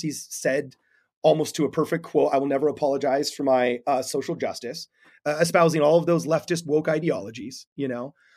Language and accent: English; Los Angeles, California, United States; I'm from Los Angeles.